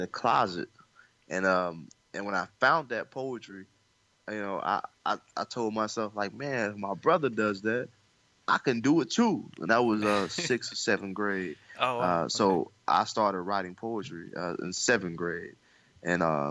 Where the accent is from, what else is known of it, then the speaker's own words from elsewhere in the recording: Little Rock, Arkansas, United States; Little Rock, Arkansas, which is my hometown